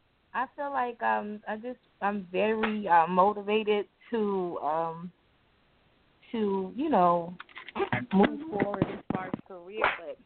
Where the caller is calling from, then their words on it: New Jersey, United States; I'm calling from New Jersey.